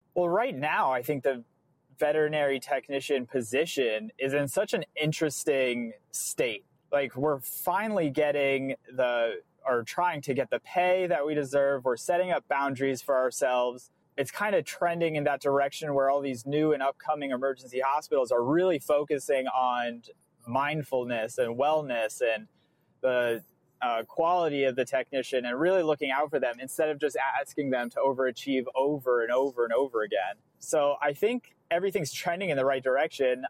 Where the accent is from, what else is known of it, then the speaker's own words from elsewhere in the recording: New England, United States; I'm from New England.